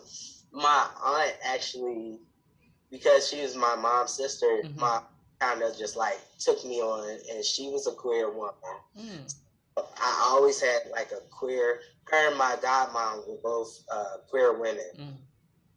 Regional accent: Baltimore, Maryland, United States; I was born in Baltimore, Maryland, where I currently live again

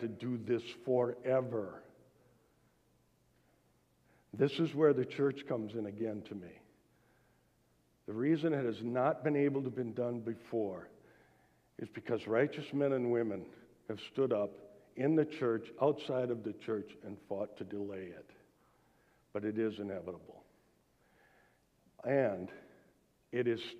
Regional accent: United States; born in the United States.

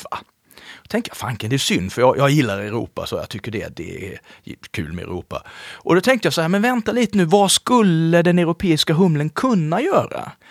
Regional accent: Småland, Sweden; eftersom jag är uppväxt i Småland så tänkte jag, fan vad dyrt.

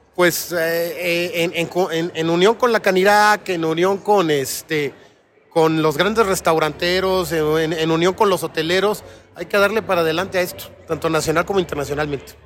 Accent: Mexico; siendo aún mexicanos

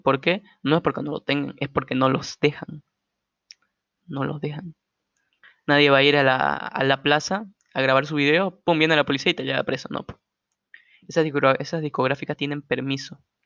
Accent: Santa Cruz de la Sierra, Santa Cruz, Bolivia; yo soy boliviano, soy de Santa Cruz, esta tierra hermosa.

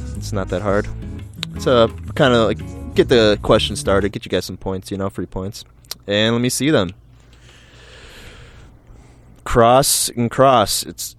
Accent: Milwaukee, Wisconsin, United States; I was born in Milwaukee.

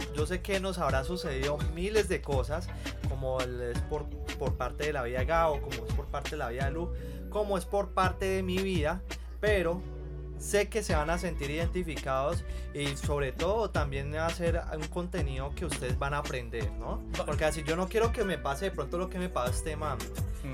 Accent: Cali, Valle del Cauca, Colombia; soy aquí de Cali

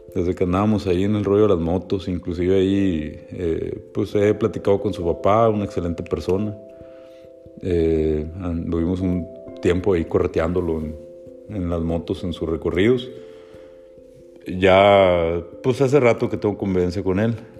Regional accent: Hermosillo, Sonora, Mexico; also born or lived in Guaymas, Sonora; now in La Paz, Mexico; somos originarios pues, de Sonora, eh, de Guaymas, bueno, yo soy Hermosillo

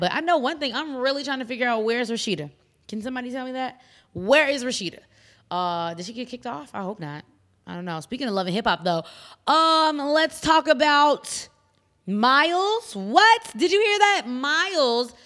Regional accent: Chicago, Illinois, United States; I come from Chicago

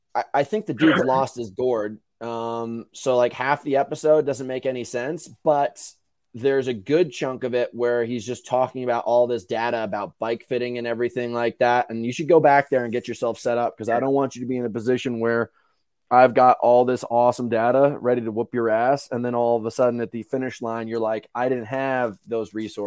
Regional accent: New York, United States; Yeah, dude, New York. I'm from New York. I love New York

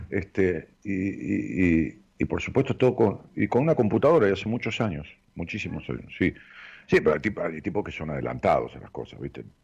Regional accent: Ramos Mejía, Buenos Aires Province, Argentina; Eh, en mi pueblo, allá en Ramos Mejía, o, en, las, en las localidades linderas, en Aedo, si vas a la estación de Ramos Mejía

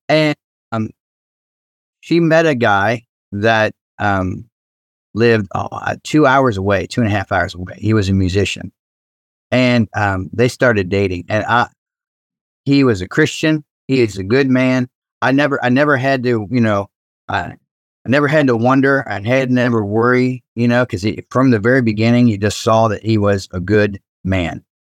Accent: Cincinnati, Ohio, United States; I grew up in Cincinnati

